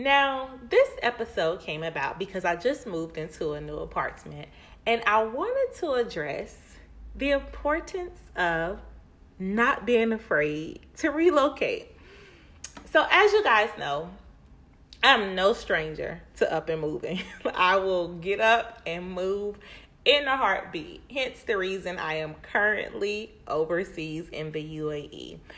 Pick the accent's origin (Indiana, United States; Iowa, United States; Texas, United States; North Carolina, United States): North Carolina, United States; Winston-Salem; also born or lived in Charlotte; So I was born and raised in Winston-Salem. And when I turned 16, I moved to Charlotte, North Carolina to live with my aunt.